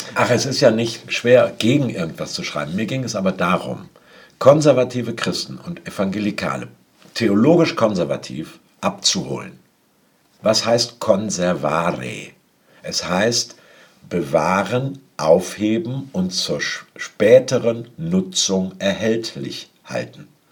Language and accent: German; Hamburg, Germany; moved away; als Hamburger